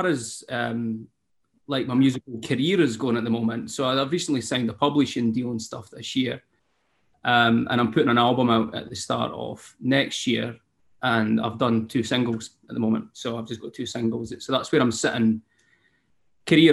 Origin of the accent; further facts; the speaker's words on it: Scotland, United Kingdom; accent: Scottish; I'm a Scottish singer-songwriter.